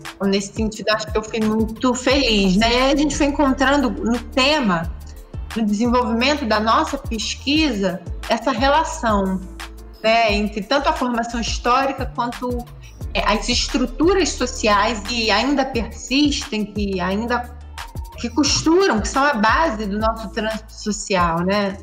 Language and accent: Portuguese; Rio de Janeiro, Brazil; eu nasci no Engenho da Rainha, que é uma comunidade do subúrbio carioca